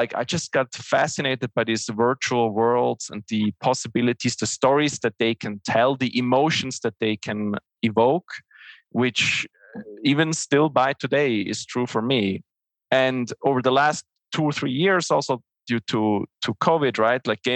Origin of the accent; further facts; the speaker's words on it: Switzerland; English is a second language; I'm originally from Switzerland, so English is not my native language.